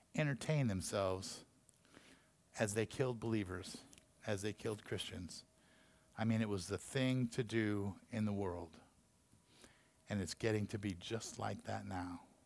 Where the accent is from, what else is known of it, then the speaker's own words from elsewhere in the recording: Taft, California, United States; also born or lived in Santa Paula, California; my little small town that I grew up in Santa Paula when I was a little kid and Taft, you know, after that, another small town.